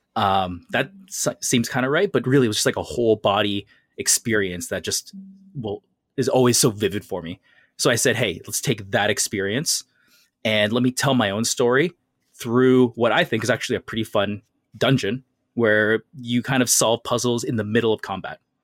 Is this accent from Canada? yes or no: yes; Canada; growing up in North America and Canada